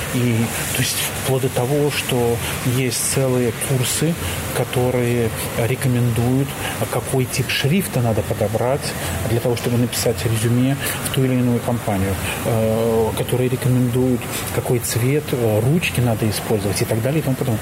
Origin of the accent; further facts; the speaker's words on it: Belarus; moved away as an adult; now in Germany; в той стране, в которой я родился и жил, а я белорус